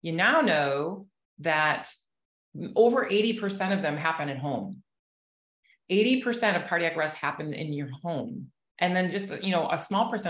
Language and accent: English; Chicago, Illinois, United States; now in Southwest Florida, United States; I'm actually from Chicago originally, but I've been in Florida for 30 plus years.